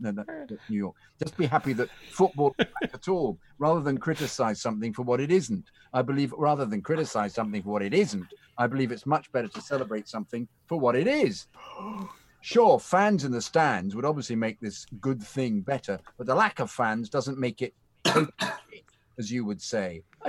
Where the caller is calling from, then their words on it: Canada; Nova Scotia, New Scotland. Greetings and salutations from Canada.